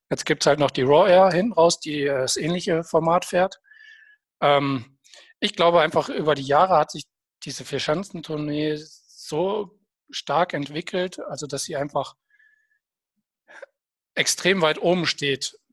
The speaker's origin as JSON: {"language": "German", "region": "Hesse", "country": "Germany", "said": "dazwischen oder davor ist es für mich, weil ich komme ja aus Nordhessen, einfach zu weit weg gewesen, um mal live vor Ort zu sein."}